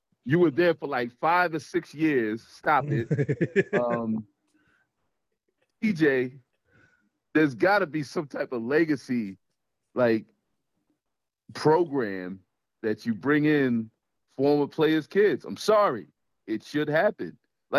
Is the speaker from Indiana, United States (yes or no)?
no; Teaneck, New Jersey, United States; moved away; I came from Teaneck, like all the way over in New York, by New York City